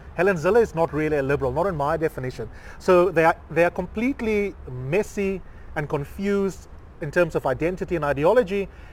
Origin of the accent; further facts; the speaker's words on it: South Africa; we are South African